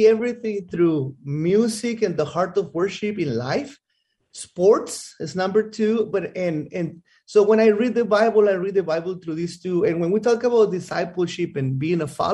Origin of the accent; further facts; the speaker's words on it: Mexico; moved away as an adult; now in United States; I am from Mexico. I grew up in Mexico. Well, I was here from 0 to 3 years old.